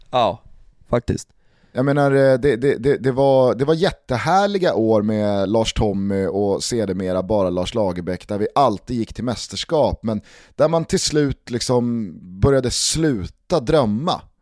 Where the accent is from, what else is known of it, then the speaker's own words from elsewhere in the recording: Sweden; hela fotbollslivet här som svensk.